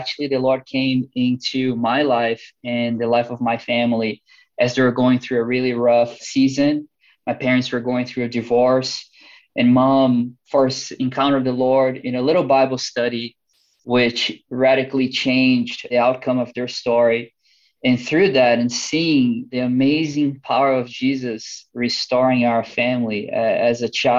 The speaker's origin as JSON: {"language": "English", "country": "Brazil", "tie": "born or raised there", "also_born_or_lived": "United States", "accent": "Brazilian", "moved": "as an adult", "lives_now": "London, United Kingdom", "said": "I know my good Texan accent probably will fool you, but this is a Brazilian accent. I was brought up in a really small town close to the mountains"}